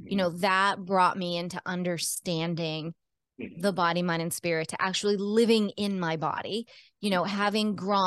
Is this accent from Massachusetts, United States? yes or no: yes; Cape Cod, Massachusetts, United States; also born or lived in Baltimore, Maryland / Rhode Island / Colorado; I was born in Baltimore, Maryland, and grew up on Cape Cod, which is an island south of Boston in Massachusetts, surrounded by the ocean